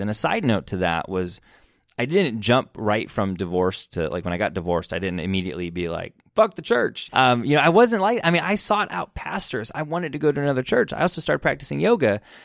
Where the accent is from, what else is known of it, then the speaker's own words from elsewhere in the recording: Michigan, United States; I grew up in Michigan and I grew up in church.